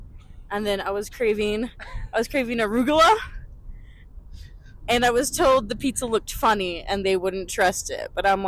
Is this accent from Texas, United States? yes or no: yes; Corpus Christi, Texas, United States; I'm from Corpus Christi